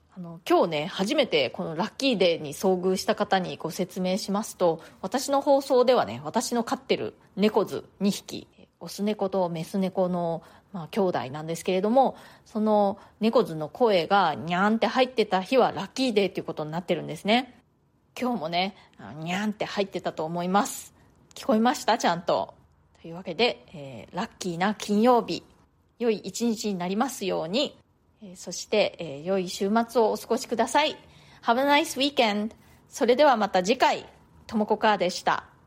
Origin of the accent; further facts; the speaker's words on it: Japan; moved away as an adult; now in New York, United States; 日本で生まれ育った私にはね